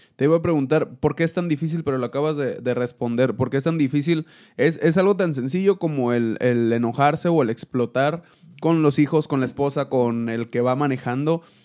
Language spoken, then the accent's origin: Spanish; Mexico; Cuando estamos en México, somos mexicanos